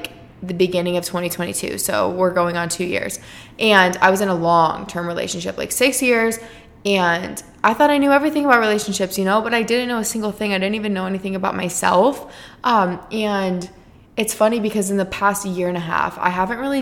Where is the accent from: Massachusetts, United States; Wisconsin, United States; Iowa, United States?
Iowa, United States; moved away as an adult; now in Arizona, United States; from my hometown